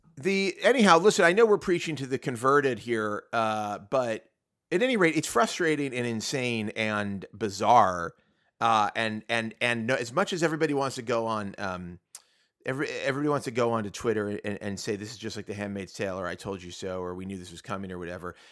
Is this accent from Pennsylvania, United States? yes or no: yes; Pittsburgh, Pennsylvania, United States; I'm from Ketchup City, USA, Pittsburgh, Pennsylvania